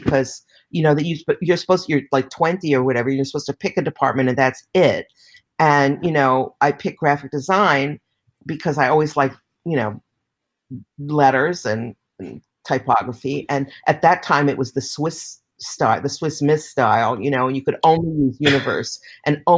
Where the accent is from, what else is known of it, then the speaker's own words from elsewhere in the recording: New York City, New York, United States; I came from Manhattan.